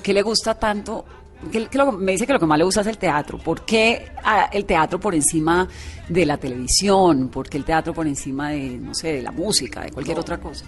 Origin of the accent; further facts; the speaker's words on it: Cali, Valle del Cauca, Colombia; moved away as an adult; yo también me fui muy pequeña de Cali, a los 18.